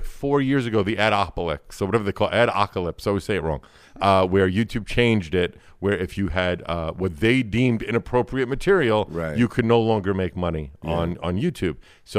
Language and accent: English; New York City, New York, United States; I'm from here. Born and raised. Brooklyn, New York.